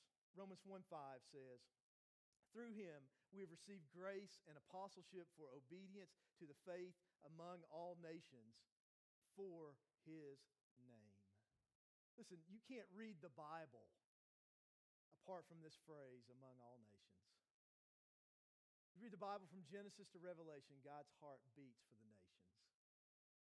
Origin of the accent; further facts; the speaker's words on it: Morristown, Tennessee, United States; also born or lived in North Carolina / Maryland; I'm from Morristown. I grew up in Hamlin County, which is actually where we live on the west end of Hamlin County.